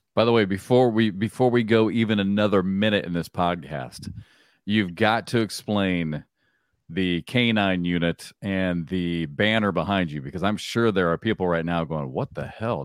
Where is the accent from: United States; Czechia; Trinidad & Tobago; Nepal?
United States; Iowa; I grew up in Iowa